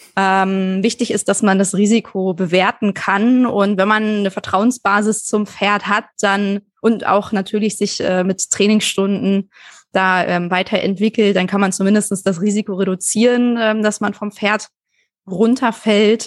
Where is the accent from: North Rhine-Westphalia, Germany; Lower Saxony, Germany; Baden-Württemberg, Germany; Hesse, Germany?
Lower Saxony, Germany; Kirchhorst; Äh, bei Hannover, äh, Kirchhorst äh, heißt das Dorf, ist so ähm, 25 Minuten mit dem Auto aus Hannover raus.